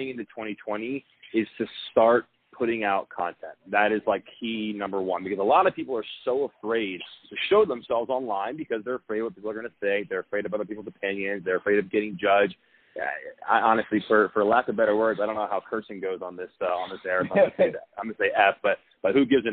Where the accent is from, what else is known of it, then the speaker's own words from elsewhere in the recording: Philadelphia, Pennsylvania, United States; moved away as an adult; now in Scottsdale, United States; I'm from Philadelphia.